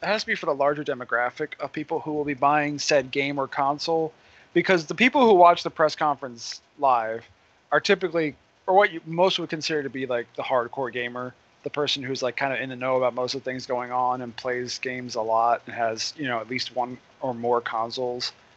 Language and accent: English; Philadelphia, Pennsylvania, United States; my hometown